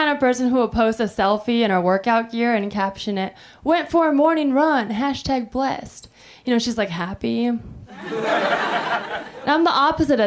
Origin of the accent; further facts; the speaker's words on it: Taiwan; I'm from Taiwan